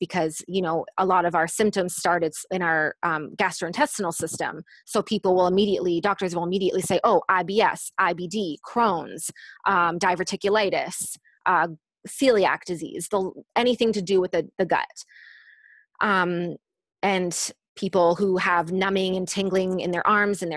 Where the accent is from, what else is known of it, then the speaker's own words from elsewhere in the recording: Canada; I'm from Canada